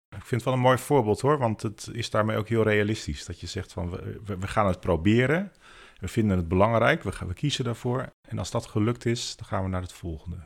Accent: Veluwe, Gelderland, Netherlands; wij komen van de Veluwe en wonen vlak bij Ermelo.

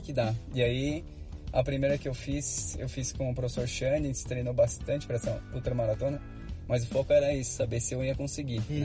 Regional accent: Bragança Paulista, São Paulo, Brazil; eu sou natural de Bragança Paulista, interior de São Paulo.

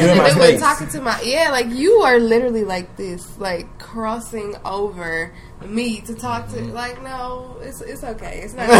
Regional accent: Louisiana, United States; moved away; we're from Louisiana

